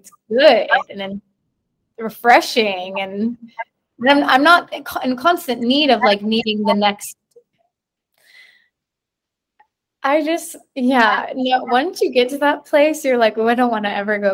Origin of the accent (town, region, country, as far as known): Georgia, United States; born or raised there; moved away as an adult; now in Chattanooga, United States